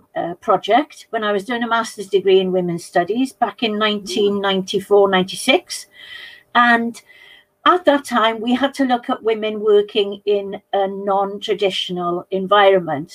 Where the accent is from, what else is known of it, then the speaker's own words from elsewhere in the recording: South Pembrokeshire, Wales, United Kingdom; South Pembrokeshire, which is where I'm from